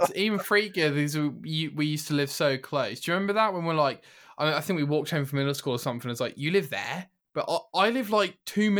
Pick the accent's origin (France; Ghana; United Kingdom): United Kingdom; we're already British, aren't we?